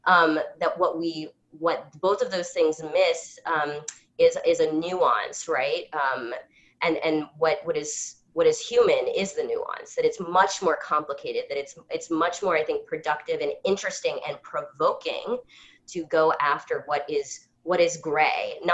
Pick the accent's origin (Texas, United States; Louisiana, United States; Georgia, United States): Louisiana, United States; New Orleans; I'm from New Orleans